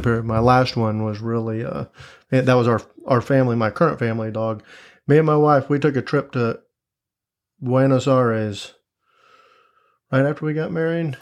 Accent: Tampa, Florida, United States; moved away as an adult; also born or lived in Gainesville, Florida / Fort Myers, Florida / Tallahassee, Florida; now in Jacksonville, United States; born and raised in Tampa, Florida. Was there, uh, up until I graduated high school

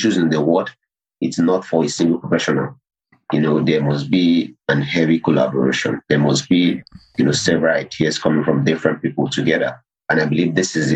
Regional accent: Nigeria; my home country, Nigeria

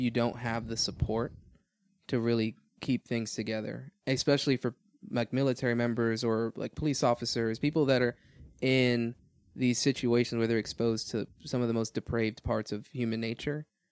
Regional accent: Miami, Florida, United States; moved away as an adult; also born or lived in Georgia; I was born in Miami, Florida, uh, raised there all my life, and then ended up joining the Marine Corps

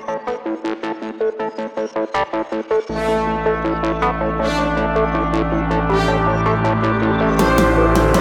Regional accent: Miami, Florida, United States; I'm from Miami, where Hurricanes not only is a football team, but it's kind of a way of life

